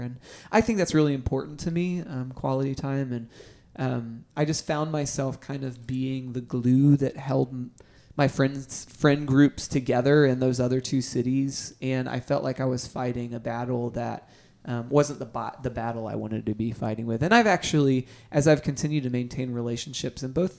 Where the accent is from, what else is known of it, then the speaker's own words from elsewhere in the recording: Orlando, Florida, United States; also born or lived in Nashville / Atlanta; Yeah, after high school, I was born in Orlando, but after high school, I actually came to Nashville for a little while.